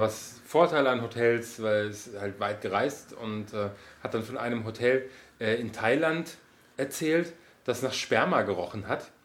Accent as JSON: {"language": "German", "country": "Germany"}